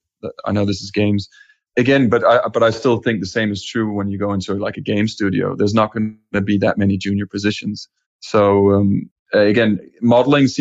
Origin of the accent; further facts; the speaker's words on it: Copenhagen, Capital Region of Denmark, Denmark; moved away; Originally, I'm from Denmark and Copenhagen